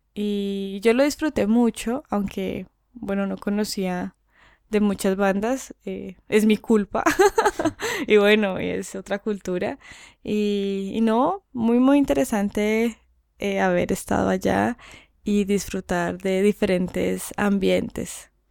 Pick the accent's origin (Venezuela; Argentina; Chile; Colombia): Colombia; moved away; en mi país